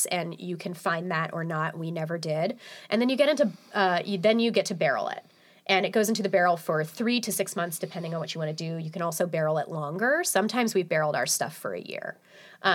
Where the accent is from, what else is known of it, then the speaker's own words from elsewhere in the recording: Crockett, California, United States; my hometown, Crockett, California